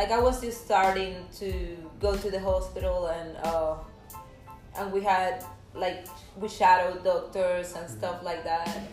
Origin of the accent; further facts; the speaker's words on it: Camagüey, Cuba; also born or lived in Kansas; now in Lake Charles, United States; We're from Camagüey, which is like in the middle